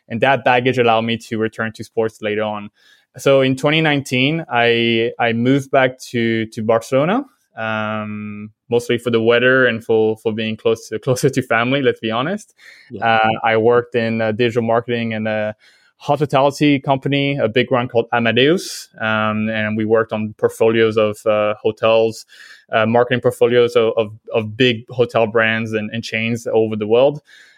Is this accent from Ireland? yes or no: no; Vietnam; accent: French; also born or lived in France; So I'm French originally. But I grew up in Vietnam with my family. Well, probably I lost the French accent quite quickly moving there.